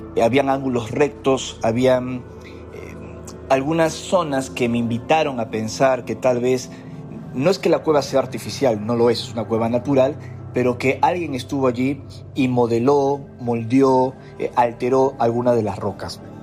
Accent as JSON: {"language": "Spanish", "country": "Peru", "tie": "born or raised there", "said": "como peruano, al haber crecido en medio de tantos misterios"}